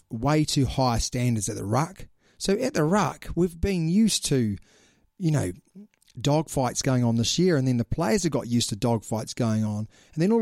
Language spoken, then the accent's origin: English; Australia; And it's going to be the Sunwolves because I'm an Australian.